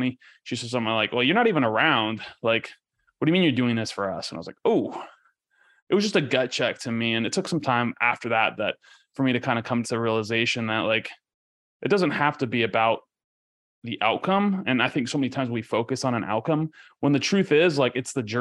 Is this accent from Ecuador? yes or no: yes; Ecuador; now in United States; I grew up in Ecuador, right? So and I grew up in a third world country.